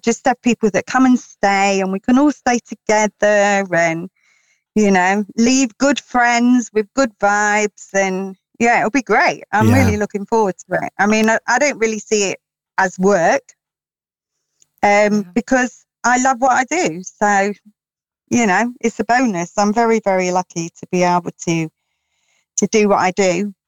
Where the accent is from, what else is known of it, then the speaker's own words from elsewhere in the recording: London, United Kingdom; now in Peak District, United Kingdom; I am originally a Londoner